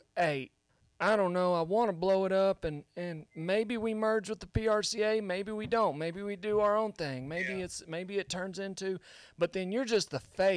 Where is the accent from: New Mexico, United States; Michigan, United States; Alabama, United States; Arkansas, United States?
New Mexico, United States; I'm from New Mexico